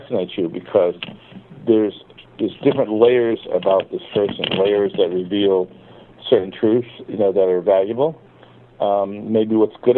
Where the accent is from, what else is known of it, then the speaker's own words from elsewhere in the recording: Perth Amboy, New Jersey, United States; also born or lived in New York; a recreation center in Perth Amboy, my hometown.